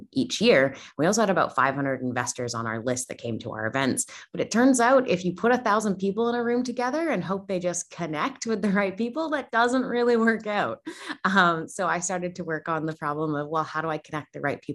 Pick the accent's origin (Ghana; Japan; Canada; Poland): Canada; moved away as an adult; now in Australia; You may notice that I don't sound Australian. I'm originally from Canada. I moved to Australia about 7 years ago.